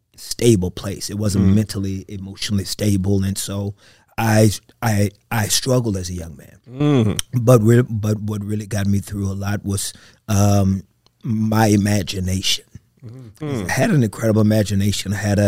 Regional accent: Texas, United States; I grew up with a lot of issues coming up as a kid, being adopted, being abandoned.

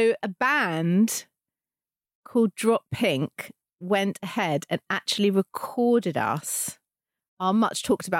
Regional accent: United Kingdom; we are British

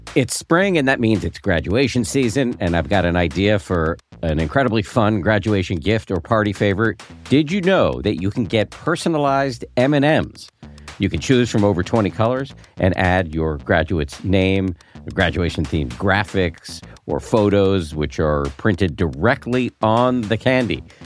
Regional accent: Newton, Massachusetts, United States; I grew up in Newton, right outside of Boston.

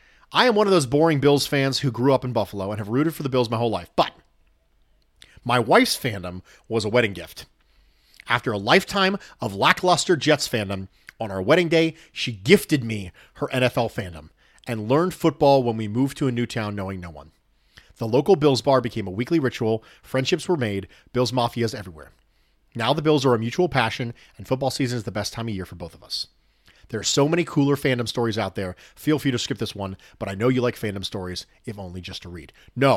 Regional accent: Dominican Republic; born and raised in the Dominican Republic.

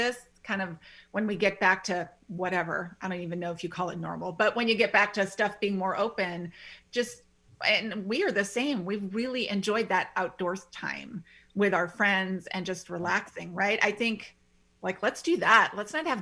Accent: Midwest, United States; moved away; I grew up in the Midwest and they're all about the screened-in porches.

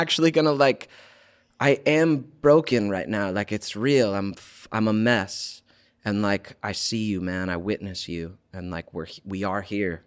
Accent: Georgia, United States; now in California, United States; We, we grew up in Georgia together

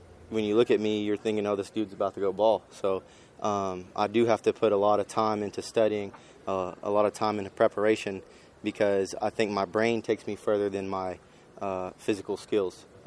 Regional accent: Lubbock, Texas, United States; moved away as an adult; also born or lived in Bowling Green, Ohio / West Virginia / Troy, Alabama; now in Edmonton, Canada; I'm from Lubbock

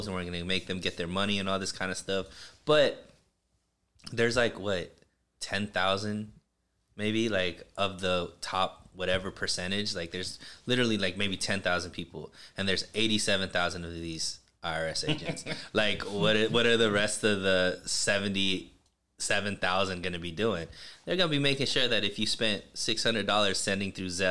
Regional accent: Bakersfield, California, United States; my hometown, Bakersfield.

